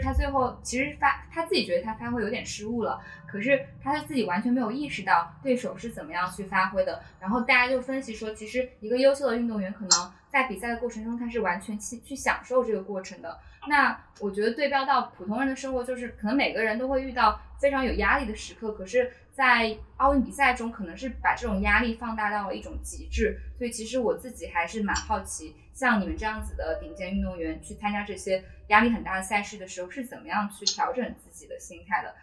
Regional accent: Hunan, China; 我当时是在读，读初中，然后我家乡在湖南

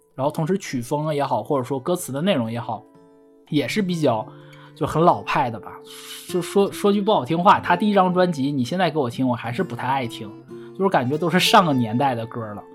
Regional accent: Northeast China, China; 我东，东北人说粤语说得不标准

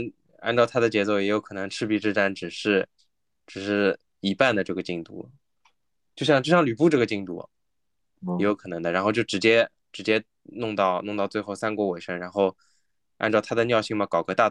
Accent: China; 他像现在这座里面的怪，其实大部分我们我们作为中国人我们都不不认识，对吧？

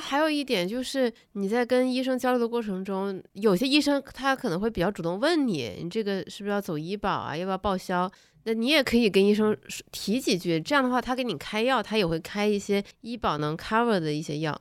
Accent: Northeast China, China; now in Beijing, China; 我老家，东北老家

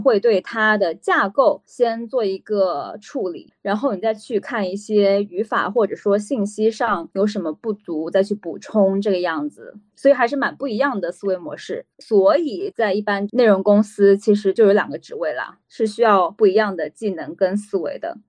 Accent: Jiangsu, China; moved away; 我们家在江苏算是一个小城市

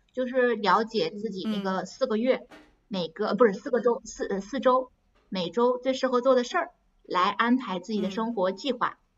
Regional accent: China; moved away as an adult; now in France; 我是一个中国人，我跟着那些，我是唯一的中国人

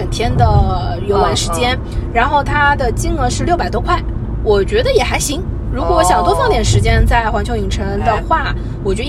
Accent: Shanghai, China; 日本很多菜，我觉得我们上海人口味还可以啊，

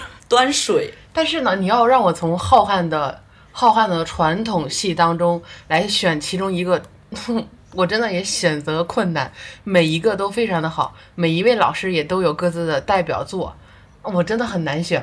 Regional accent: Hebei, China; 作为一个河北人，从小听豫剧曲剧长大

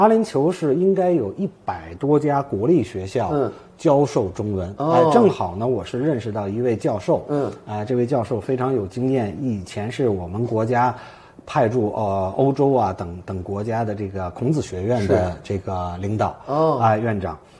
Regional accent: China; now in Dubai, United Arab Emirates; 我们中国人在海外都是老实巴交、闷头做生意，

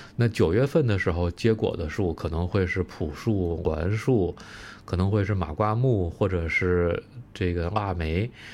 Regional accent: Beijing, China; 我其实是在北京出生长大的

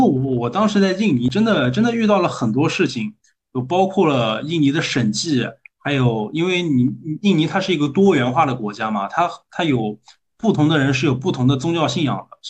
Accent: Nanjing, Jiangsu, China; accent: Nanjing dialect; also born or lived in Indonesia; 我们我们用南京土话叫扛把子，

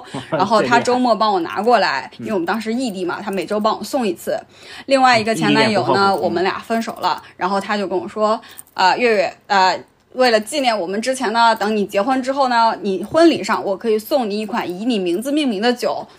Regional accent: Shanxi, China; moved away; also born or lived in Wuxi; 比如说我小时候在山西

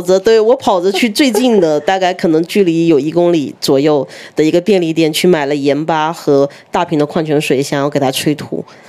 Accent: Fujian, China; 像我是福建的

